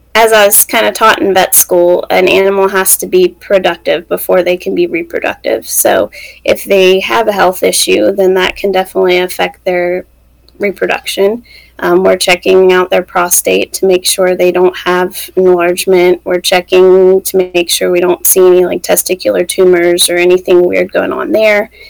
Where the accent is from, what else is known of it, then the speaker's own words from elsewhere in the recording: West Virginia, United States; moved away as an adult; also born or lived in Mississippi; we're both from West Virginia. Um, we grew up like 30 minutes apart